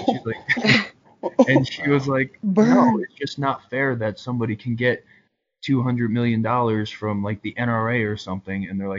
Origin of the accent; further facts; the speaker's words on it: New York, United States; I grew up in New York